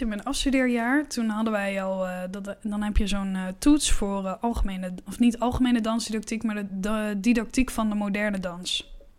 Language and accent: Dutch; Netherlands; ik was dan de enige Nederlander